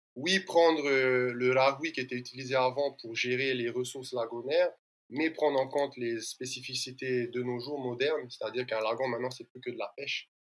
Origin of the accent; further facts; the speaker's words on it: French Polynesia; je suis originaire de l'île de Moria